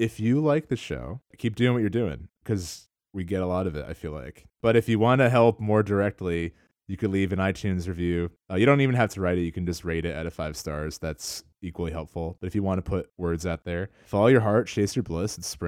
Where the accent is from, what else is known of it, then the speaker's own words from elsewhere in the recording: New Jersey, United States; I was born in Princeton, New Jersey. I grew up in central New Jersey.